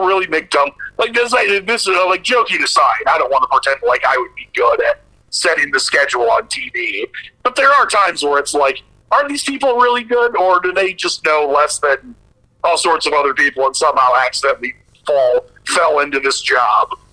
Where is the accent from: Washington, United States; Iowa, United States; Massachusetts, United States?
Iowa, United States; Sioux City; living, growing up in Sioux City, which was basically like halfway between Minneapolis and Kansas City.